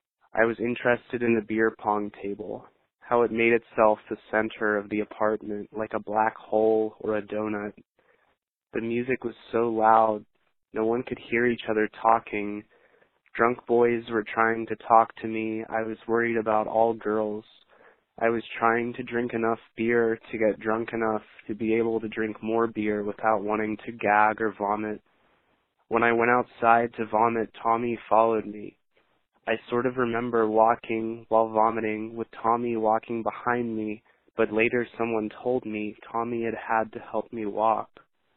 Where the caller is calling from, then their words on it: Shepherdstown, West Virginia, United States; I'm calling from Shepherdstown, West Virginia.